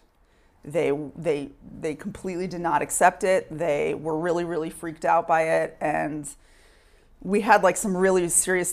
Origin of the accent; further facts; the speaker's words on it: Sherman, Texas, United States; now in Israel; I grew up in Sherman, Texas